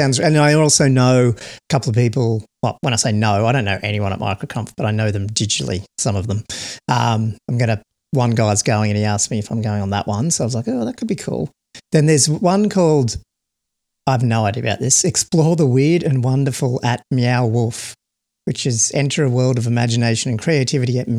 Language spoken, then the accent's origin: English; Australia; being an Australian